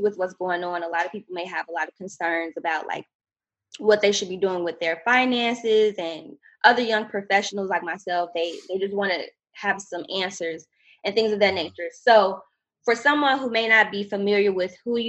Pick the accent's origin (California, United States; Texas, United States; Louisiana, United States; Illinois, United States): Illinois, United States; Chicago; now in Oakland, United States; I'm from Chicago originally